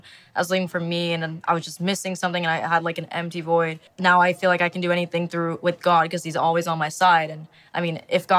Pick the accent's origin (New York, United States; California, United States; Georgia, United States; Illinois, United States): Illinois, United States; Chicago; I'm from Chicago